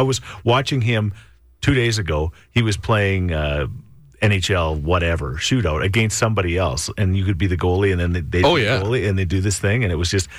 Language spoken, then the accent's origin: English; Thorsby, Alberta, Canada; Thorsby. My hometown